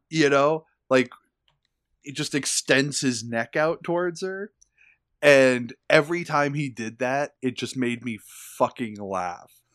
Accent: United States; I'm an American

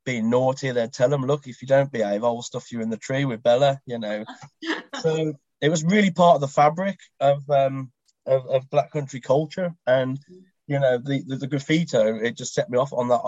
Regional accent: Black Country, West Midlands, United Kingdom; I was born and bred in the Black Country, which is in the West Midlands

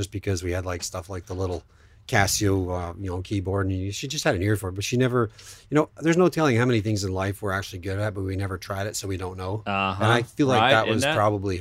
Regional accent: Sault Ste. Marie, Ontario, Canada; moved away; I grew up in Sault Ste. Marie, Ontario, Canada, which is northern Ontario

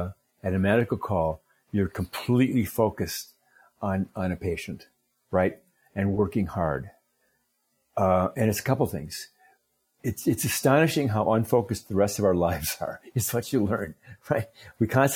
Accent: Minnesota, United States; I grew up in Minnesota, and Minnesota's very Scandinavian

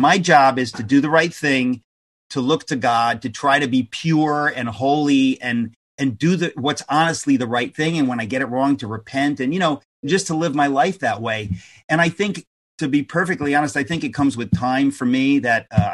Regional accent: United States; as an American

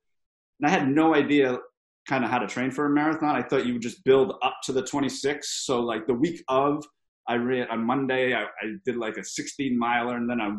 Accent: Hawaii, United States; But I said, hey, I'm from Big Island. There's no 50-mile races.

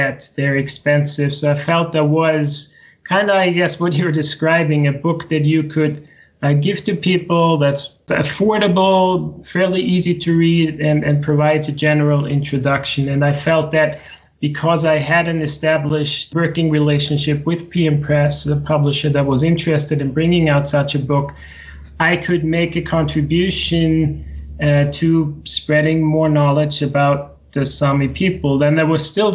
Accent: Austria; moved away as an adult; also born or lived in Arizona, United States; now in Sweden; I grew up in the center of Europe in Austria.

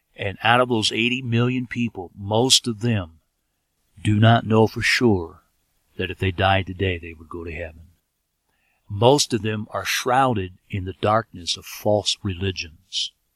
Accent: United States; moved away as an adult; also born or lived in Ethiopia

